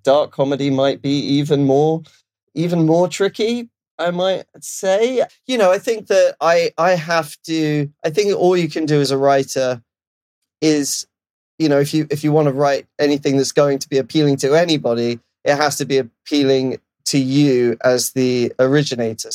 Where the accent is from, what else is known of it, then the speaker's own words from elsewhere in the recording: London, United Kingdom; now in Los Angeles, United States; I'm from London, obviously, but I live